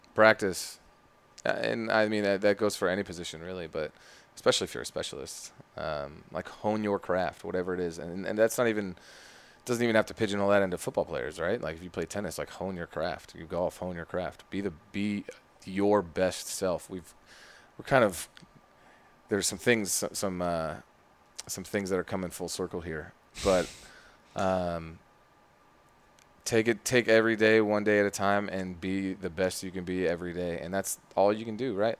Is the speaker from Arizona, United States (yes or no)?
yes; Phoenix, Arizona, United States; also born or lived in Ashburn, Virginia; now in Richmond, United States; I'm from Phoenix